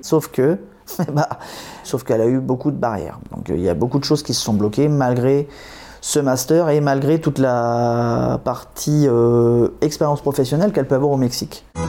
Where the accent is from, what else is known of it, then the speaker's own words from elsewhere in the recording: Normandy, France; also born or lived in Poissy, Yvelines; now in Saint-Dizier, France; je viens de Normandie